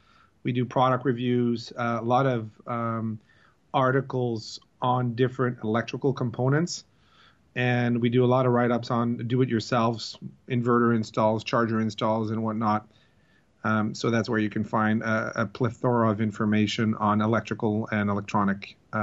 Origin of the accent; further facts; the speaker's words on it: East Coast, United States; I'm from the Eastern Seaboard. I don't come from a family that is involved into boating.